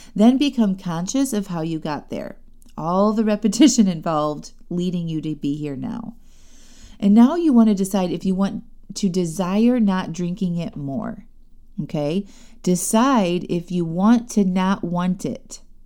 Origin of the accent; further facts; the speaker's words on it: Chesterton, Indiana, United States; moved away; my hometown, Chesterton, Indiana